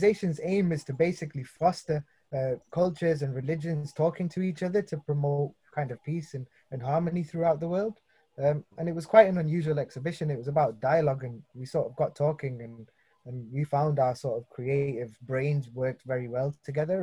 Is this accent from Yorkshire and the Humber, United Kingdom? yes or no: no; Manchester, North West England, United Kingdom; I'm from Charlton in Manchester